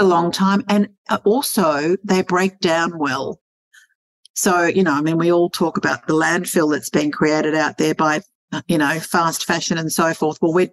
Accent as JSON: {"language": "English", "town": "Sydney", "region": "New South Wales", "country": "Australia", "tie": "born or raised there", "moved": "yes", "said": "I come from Sydney. I was born and born and raised in Sydney"}